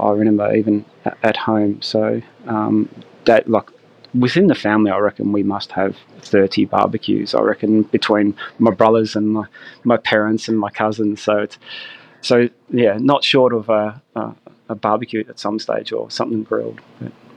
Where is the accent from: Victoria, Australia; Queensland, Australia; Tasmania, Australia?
Victoria, Australia; Gippsland; also born or lived in Melbourne; I grew up down here in Gippsland